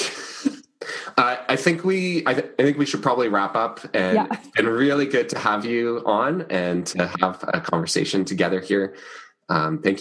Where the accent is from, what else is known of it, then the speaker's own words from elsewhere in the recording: Canada; We're both Canadian